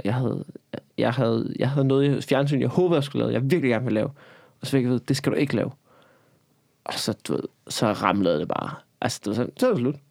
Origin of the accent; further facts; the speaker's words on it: Copenhagen, Capital Region of Denmark, Denmark; jeg er fucking københavner